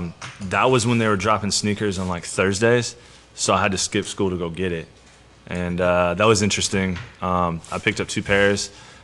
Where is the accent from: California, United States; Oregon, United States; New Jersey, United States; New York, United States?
Oregon, United States; Portland; I'm from Northeast Portland. Everybody's wearing Jordans where I'm from.